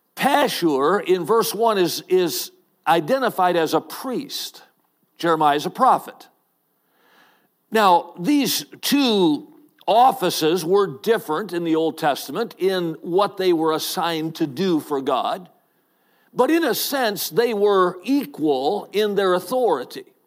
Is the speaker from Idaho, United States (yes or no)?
no; Watertown, Wisconsin, United States; I grew up in Watertown, Wisconsin